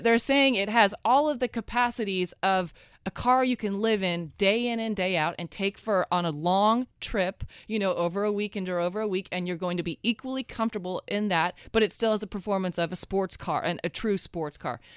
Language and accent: English; Oregon, United States; moved away; also born or lived in Texas